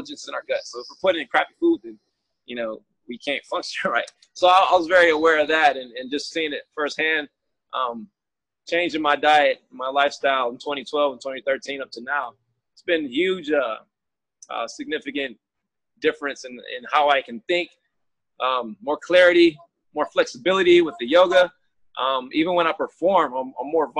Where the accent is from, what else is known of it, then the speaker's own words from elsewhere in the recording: Michigan, United States; moved away as an adult; now in San Diego, United States; I grew up in Michigan, and then I did move to California, San Diego in particular, in 2011.